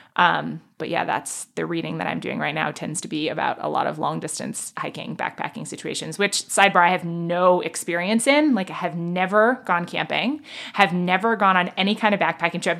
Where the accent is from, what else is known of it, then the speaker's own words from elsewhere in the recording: New York City, New York, United States; I grew up in Manhattan